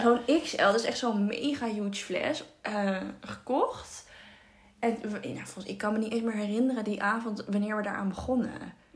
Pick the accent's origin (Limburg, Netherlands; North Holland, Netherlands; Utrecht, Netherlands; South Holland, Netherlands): North Holland, Netherlands; Haarlem; We komen uit Haarlem